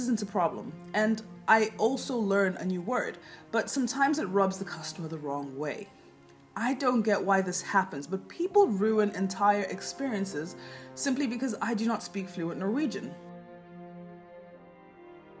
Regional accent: Kenya; now in Norway; I was from Kenya

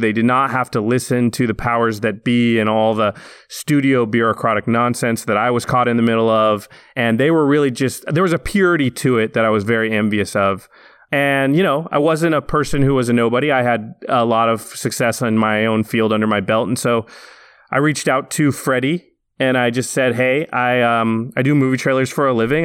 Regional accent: Canby, Oregon, United States; now in Los Angeles, United States; I grew up in a little town outside of Portland, Oregon, a town called Canby

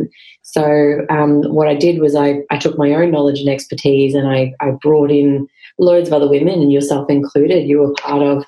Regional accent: Queensland, Australia; moved away as an adult; I'm a Queenslander through and through, but I did duck out of here as fast as I could after university

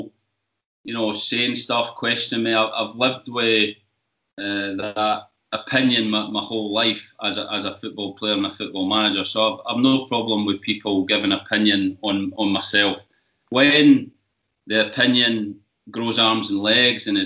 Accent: Scotland, United Kingdom; growing up in Scotland

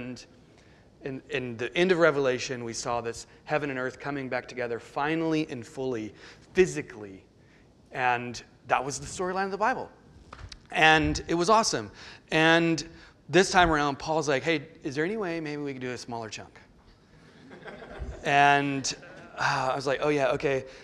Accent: the Lowcountry, the South, United States; moved away as an adult; And I grew up in the South, and I grew up in the Low Country, one of the few. And born and raised

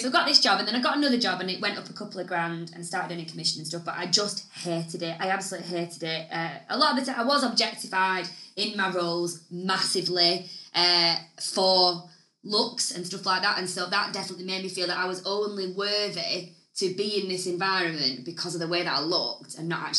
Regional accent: the north of England, United Kingdom; accent: Northern; I had a shitty Northern accent

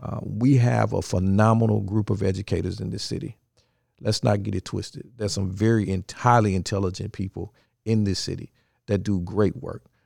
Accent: Memphis, Tennessee, United States; also born or lived in Nashville, Tennessee; I am originally from, uh, Memphis, Tennessee, born and raised.

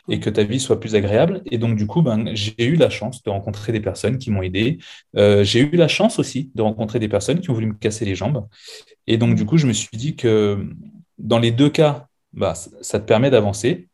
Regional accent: Seine-Saint-Denis, Île-de-France, France; moved away as an adult; also born or lived in La Désirade, Guadeloupe / Canada / United States; now in Bordeaux, France; j'ai grandi en France, dans le 93, certainement l'un des plus beaux départements de France

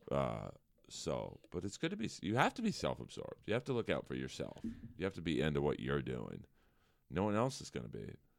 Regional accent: Los Angeles, California, United States; born or raised there

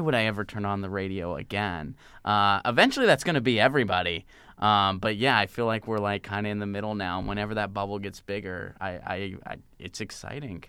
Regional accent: Pittsburgh, Pennsylvania, United States; moved away as an adult; also born or lived in Seattle / Nashville; I grew up in Pittsburgh.

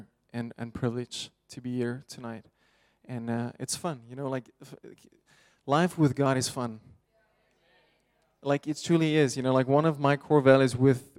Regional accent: Pretoria, Gauteng, South Africa; I grew up in Pretoria, South Africa.

